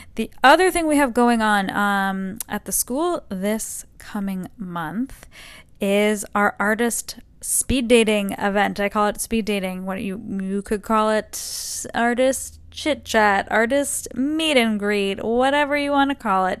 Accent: Northeast, United States; now in Texas, United States; I'm from the Northeast

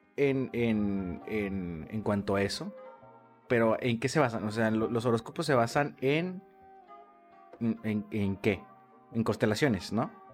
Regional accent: Monterrey, Nuevo León, Mexico; Monterrey nací en La Conchita

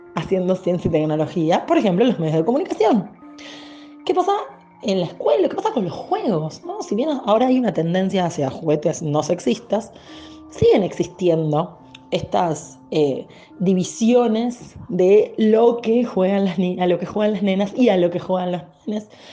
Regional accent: Argentina

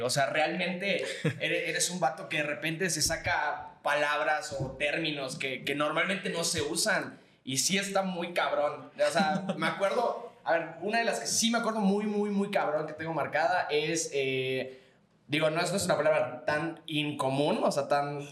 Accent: Yucatán, Mexico; nosotros somos de Yucatán

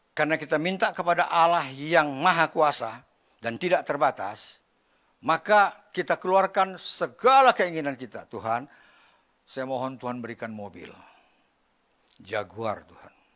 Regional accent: Medan, North Sumatra, Indonesia; saya lahir di Medan, ya. Dibesarkan dalam keluarga. Yang, apa namanya, ya orang Medan lah

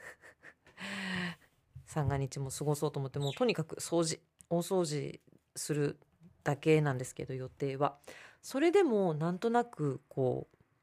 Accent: Tokyo, Japan; 私は東京生まれ東京育ちですけど

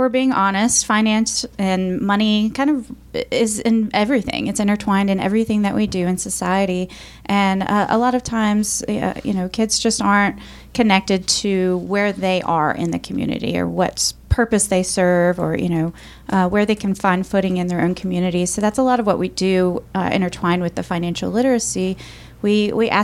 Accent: Roanoke, Virginia, United States; I'm from Roanoke, Virginia. I grew up a kind of lower income family. I didn't really understand a lot of opportunities that existed for me here

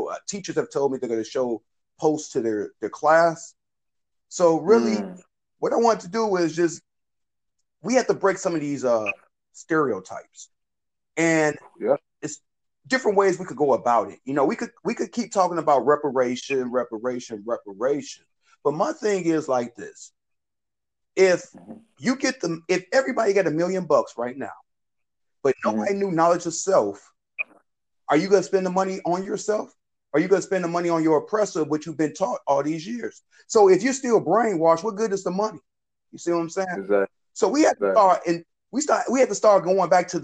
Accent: Chicago, Illinois, United States; I'm from the South Side of Chicago

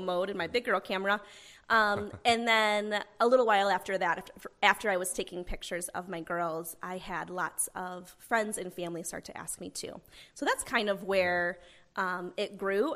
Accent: Owasso, Oklahoma, United States; I grew up here in the Owasso area

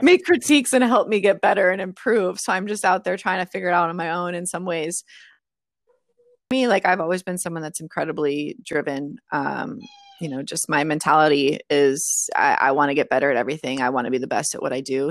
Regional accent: Moraga, California, United States; moved away; also born or lived in Atlanta / Boston; I, I'm from Moraga

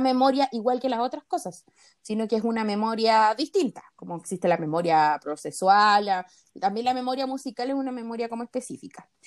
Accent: Chile; nosotros somos chilenas

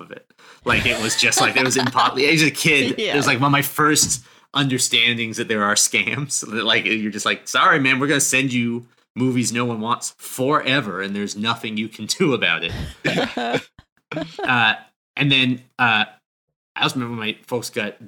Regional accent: New Hampshire, United States; moved away; I grew up in New Hampshire

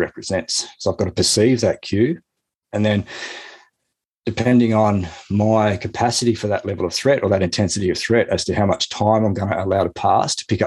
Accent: Lower Blue Mountains, outside Sydney, New South Wales, Australia; I grew up outside Sydney in New South Wales, sort of in the Lower Blue Mountains

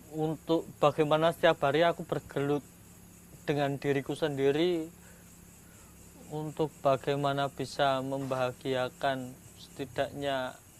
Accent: Java, Indonesia; aku ini orang Jawa

